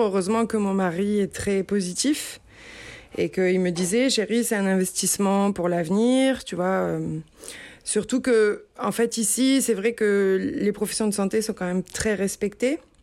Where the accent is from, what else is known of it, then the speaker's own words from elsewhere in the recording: Marseille, Provence-Alpes-Côte d'Azur, France; moved away as an adult; now in San Luis Obispo, United States; je suis originaire du sud de la France, euh, j'ai grandi entre Aix-en-Provence et Marseille